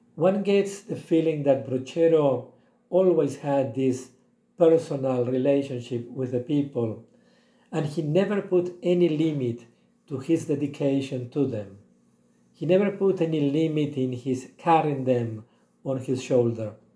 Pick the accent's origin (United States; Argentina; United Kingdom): Argentina; now in Eswatini; I was born in Argentina